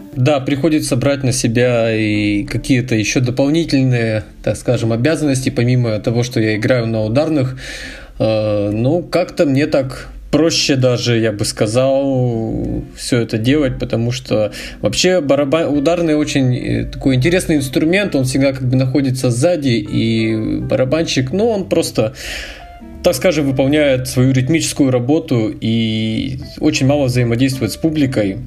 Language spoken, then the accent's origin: Russian; Yekaterinburg, Sverdlovsk Oblast, Russia; Я с Урала и родился в городе Свердловск, так что практически коренной уралец.